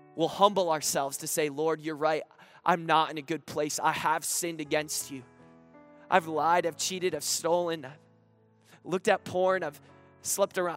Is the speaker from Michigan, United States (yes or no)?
yes; Grand Rapids, Michigan, United States; I'm actually from Grand Rapids, Michigan